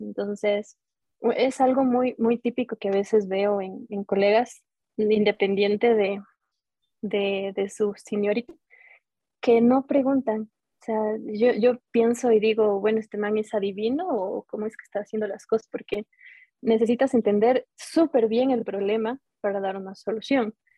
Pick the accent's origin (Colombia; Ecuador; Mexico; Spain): Ecuador; como ecuatorianos